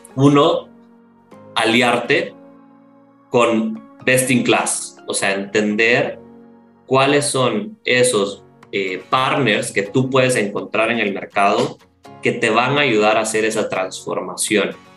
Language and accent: Spanish; El Salvador; Yo soy salvadoreño y en El Salvador la, la industria call center es, es, muy fuerte